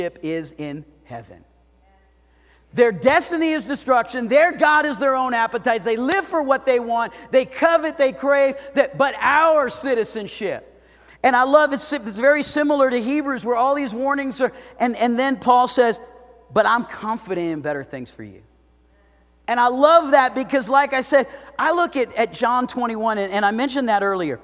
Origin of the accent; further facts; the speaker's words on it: South Florida, United States; now in Idaho Falls, United States; I grew up in South Florida